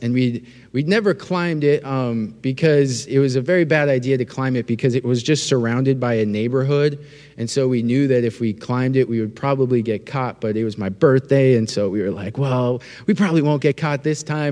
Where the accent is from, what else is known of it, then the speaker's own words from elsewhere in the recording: North Dakota, United States; moved away; I'm from North Dakota